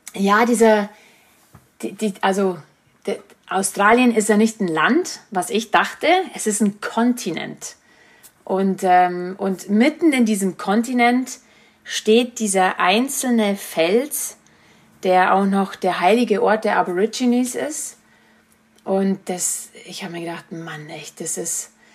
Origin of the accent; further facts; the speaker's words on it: Germany; nach Murnau transportiert wurde, also nach Bayern, das war nur so an, eineinviertel Stunden entfernt, wo ich, wo ich herkomme